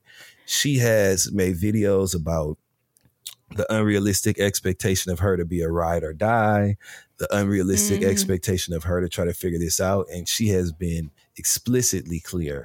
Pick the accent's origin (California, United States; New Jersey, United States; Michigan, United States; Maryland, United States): Michigan, United States; I'm from Michigan